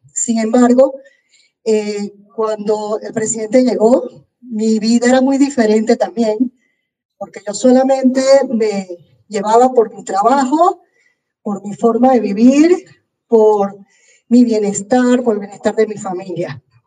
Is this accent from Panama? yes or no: yes; Colón, Panama; soy panameña criada aquí en Panamá, en Colón. Yo soy prácticamente colonense